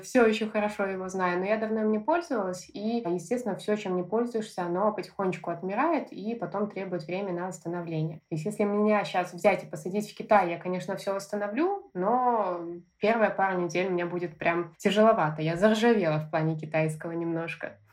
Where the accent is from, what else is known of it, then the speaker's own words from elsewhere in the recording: Belarus; moved away as an adult; now in Australia; я из Беларуси